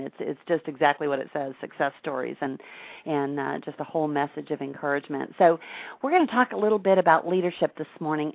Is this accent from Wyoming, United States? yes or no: no; Wisconsin, United States; now in Tampa, United States; I grew up in Wisconsin